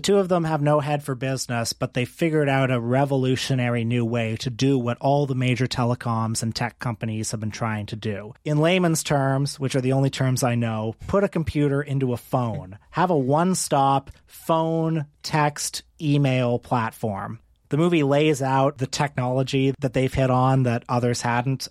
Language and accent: English; Canada; also born or lived in Toronto; as a Canadian